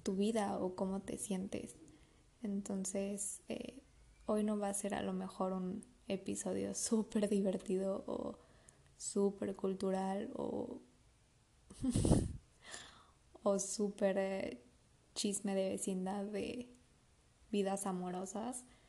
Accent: Mexico City, Mexico; moved away as an adult; now in Mérida, Mexico; yo soy de la Ciudad de México me vine a vivir a Mérida

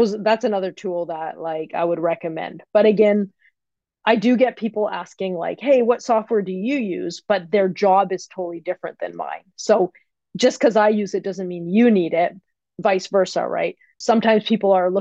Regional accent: Canada; I'm from Canada

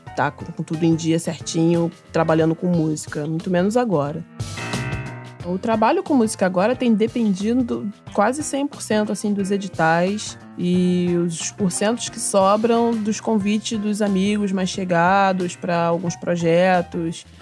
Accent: Mesquita, Rio de Janeiro, Brazil; sou da Baixada Fluminense, sou cria da B X D, do município de Mesquita.

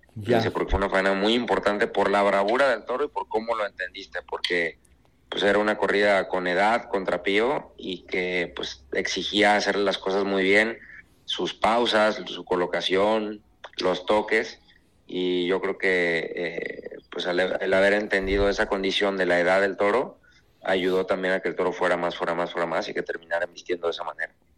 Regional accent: Guadalajara, Jalisco, Mexico; regresar a mi tierra

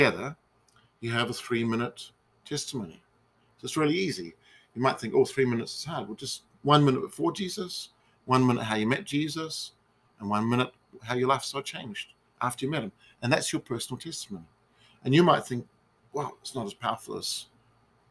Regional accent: New Zealand; a restaurant in my hometown

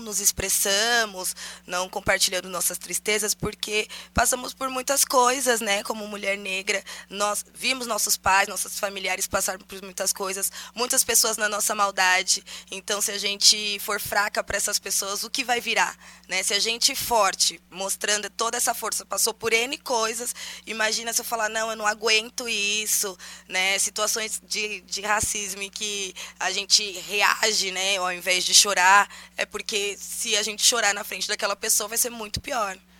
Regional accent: São Paulo, Brazil; a gente é da cidade de Tiradentes, nós nascemos todos lá

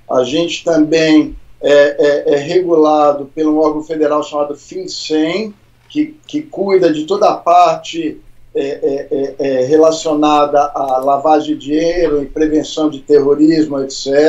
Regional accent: São Paulo, Brazil; also born or lived in Brasília; Eu sou de São Paulo, Eu sou nascido em Brasília. A gente mudou para São Paulo, meus pais quiseram mudar quando eu tinha 10 anos. Então eu sou paulista

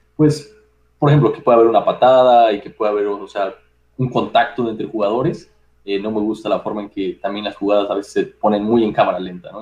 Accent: Mexico; como mexicano

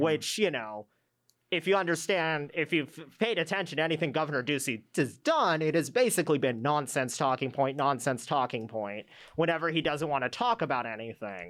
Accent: Arizona, United States; I grew up here in Arizona

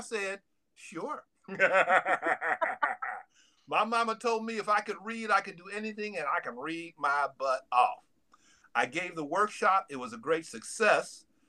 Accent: Chicago, Illinois, United States; So I'm originally from Chicago.

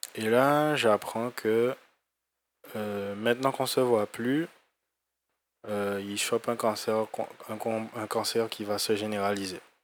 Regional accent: Guadeloupe; moved away as an adult; quand je suis parti en fait euh, de la Guadeloupe

